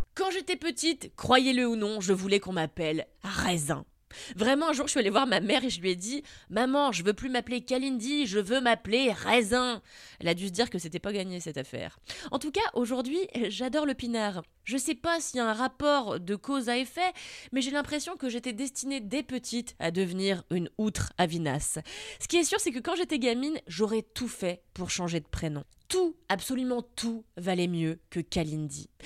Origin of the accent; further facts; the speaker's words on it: Levallois-Perret, Île-de-France, France; Parce que dans la ville de Gros Bourges où je suis née, à Levallois